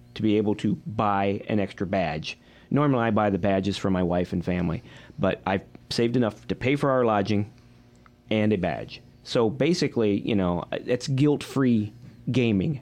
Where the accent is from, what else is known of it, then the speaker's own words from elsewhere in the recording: Midwest, United States; I'm from the Midwest